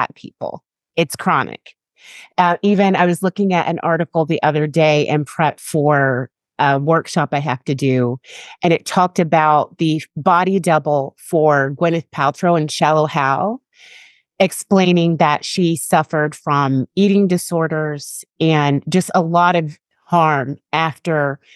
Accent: United States; people constantly had trouble believing that I was from America

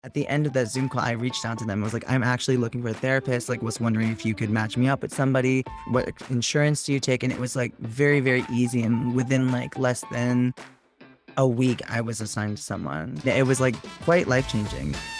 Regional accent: Jersey Shore, New Jersey, United States; also born or lived in New York City; I'm from the Jersey Shore

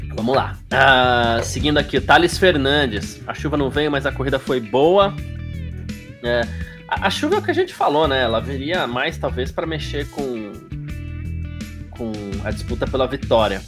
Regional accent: São Paulo, Brazil; que sou do Bexiga

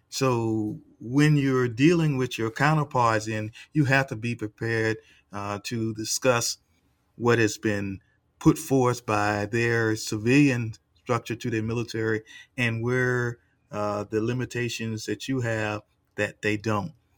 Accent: United States; did not recognize me as an American

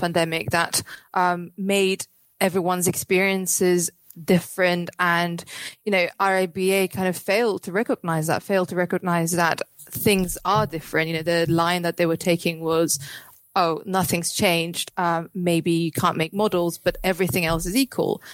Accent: Cyprus; moved away; I'm in Cyprus at the moment

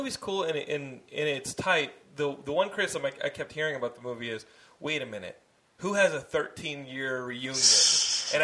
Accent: Austin, Texas, United States; because I grew up in Austin

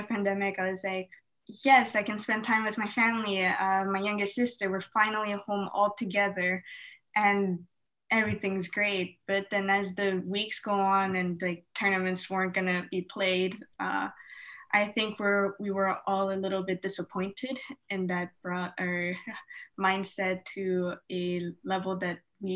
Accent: Canada; us Canadians

